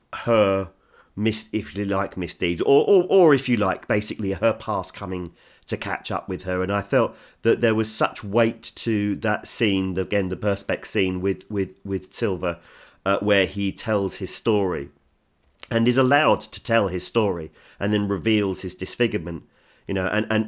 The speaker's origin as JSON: {"language": "English", "region": "England", "country": "United Kingdom", "said": "As an Englishman"}